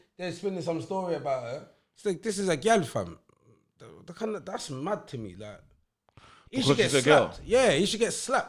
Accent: London, United Kingdom; growing up in Hackney

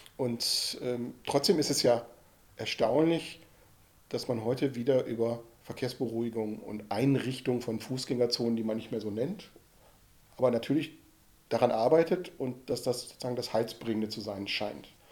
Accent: Ruhr area, North Rhine-Westphalia, Germany; Ich bin ja im Ruhrgebiet groß geworden

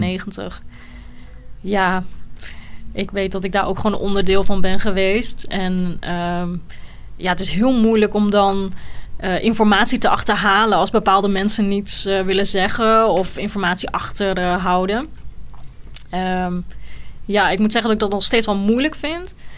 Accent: Netherlands; also born or lived in Sri Lanka; ik ben al bijna mijn hele leven hier in Nederland. Ik was eh, als baby

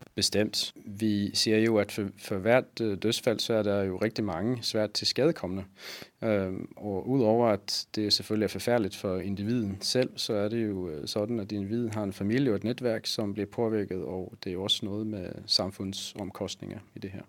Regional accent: Sweden; Danish is a second language; now in Copenhagen, Denmark; Jeg er svensker

